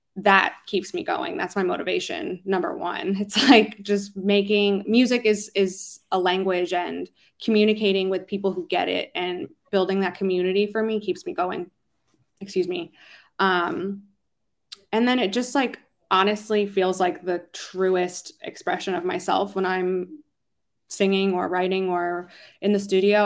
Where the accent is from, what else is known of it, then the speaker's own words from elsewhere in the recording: Philadelphia, Pennsylvania, United States; moved away as an adult; now in Los Angeles, United States; I really got my start singing um, in Philly, my hometown, home city